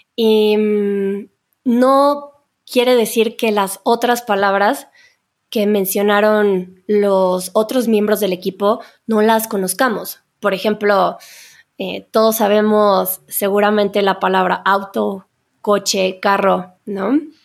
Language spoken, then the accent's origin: Spanish; Mexico; creo que en México no utilizamos mucho el pasado compuesto